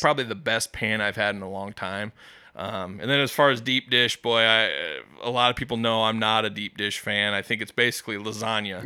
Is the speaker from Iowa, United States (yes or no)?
yes; West Des Moines, Iowa, United States; I grew up in West Des Moines as a kid